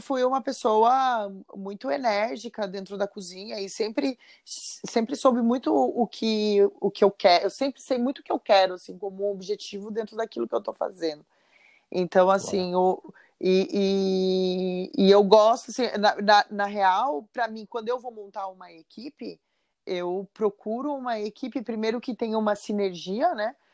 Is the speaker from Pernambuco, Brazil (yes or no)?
no; São José dos Campos, São Paulo, Brazil; now in Florianópolis, Brazil; eu sou de São José dos Campos